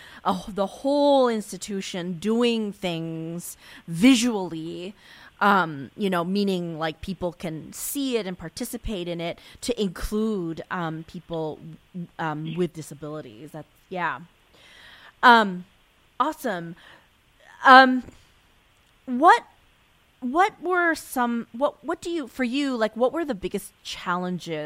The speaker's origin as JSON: {"language": "English", "country": "Japan", "tie": "born or raised there", "moved": "yes", "lives_now": "United States", "said": "When I was growing up in Japan, we had sports day as well"}